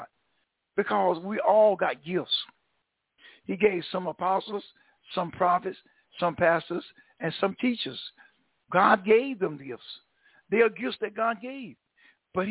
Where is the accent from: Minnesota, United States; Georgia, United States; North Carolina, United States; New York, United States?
North Carolina, United States; Vanceboro; now in Greenville, United States; you all know I'm a Tar Heel originally, but I'm not from Greenville. I was in around New Bern, North Carolina, Vanceboro. I went to school down in Vanceboro